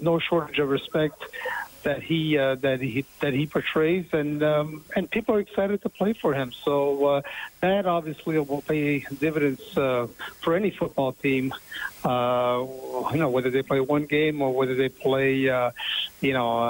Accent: Montreal, Quebec, Canada; my hometown team

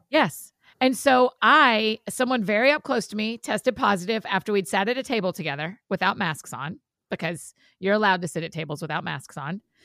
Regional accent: Georgia, United States; we're all from Georgia

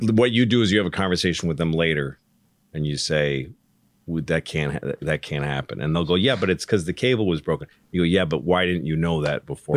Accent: Newton, Massachusetts, United States; I grew up in Newton

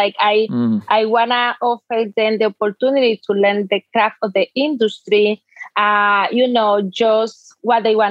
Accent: Dominican Republic; English is a second language; moved away as an adult; now in United States; I'm actually from the Dominican Republic.

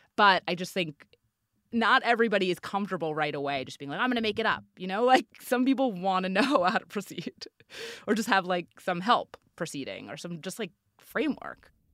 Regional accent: New York, United States; I'm from New York. I went back to New York

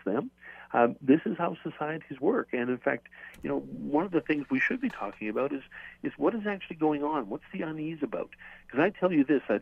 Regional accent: Saskatoon, Saskatchewan, Canada; my hometown is Saskatoon

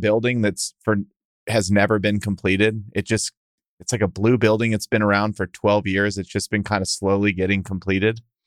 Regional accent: Texas, United States; I'm a Texan

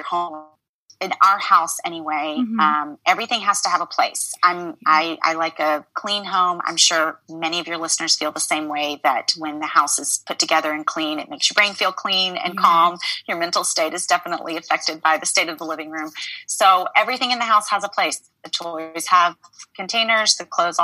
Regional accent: Memphis, Tennessee, United States; moved away as an adult; now in New York City, United States; I grew up in the South. I grew up in Memphis, Tennessee. That's where I was born and raised

